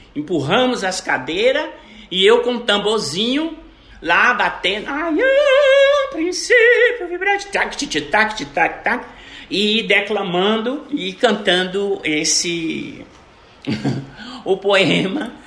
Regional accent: Brazil; eu sou brasileira

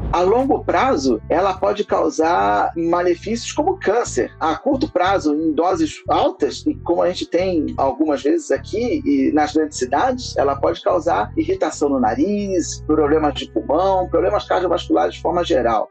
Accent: Rio de Janeiro, Brazil; moved away as an adult; now in São Paulo, Brazil; Vindo aqui para São Paulo, porque eu sou natural do Rio de Janeiro

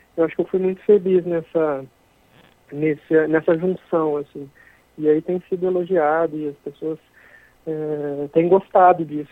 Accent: Minas Gerais, Brazil; sou mineiro, sou de uma cidade muito pequena do interior da Zona da Mata, que tem 30 mil habitantes

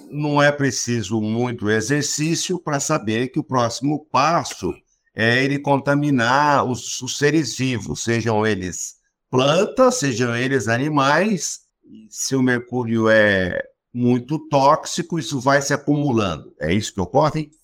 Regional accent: Goiás, Brazil; accent: caipira goianês; o meu, que é caipira goianês

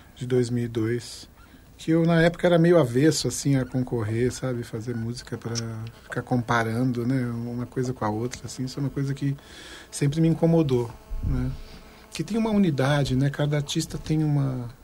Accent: Carapicuíba, São Paulo, Brazil; also born or lived in Vila Curuçá, São Paulo; lá na região onde eu fui, passei infância e adolescência, né? Que é Zona Oeste, Carapicuíba, Barueri, Osasco

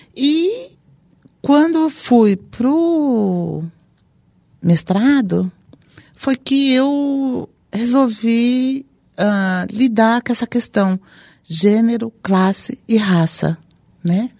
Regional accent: São Paulo, Brazil; vim também da periferia de São Paulo

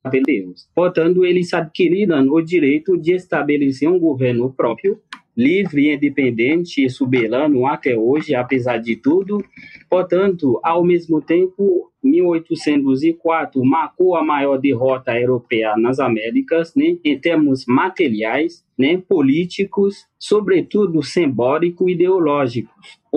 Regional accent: Haiti; Portuguese is a second language; eu acredito, como haitiano, né

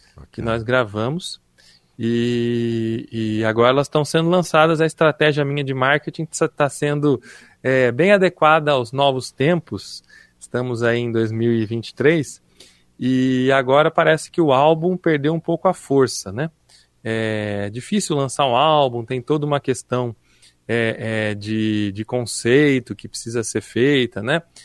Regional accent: Piracicaba, São Paulo, Brazil; moved away as an adult; Eu sou piracicabano, nasci em Piracicaba

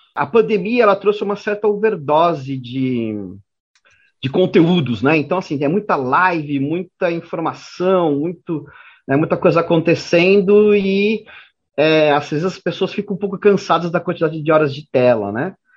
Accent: Brazil; nós brasileiros, nós jornalistas brasileiros

